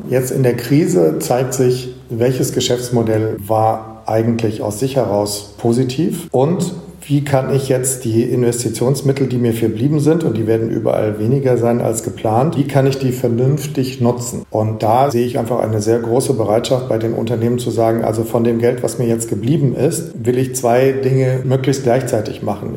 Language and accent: German; Germany; als Deutsche